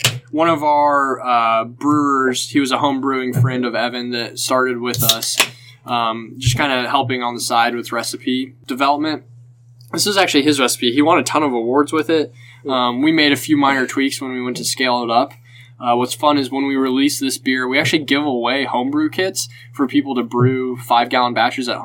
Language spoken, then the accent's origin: English; Indiana, United States; I'm from Indiana